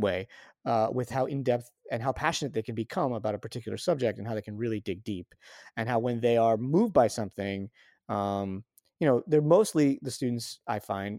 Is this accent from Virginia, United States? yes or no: no; New Rochelle, New York, United States; I grew up liberal Jewish in Westchester County.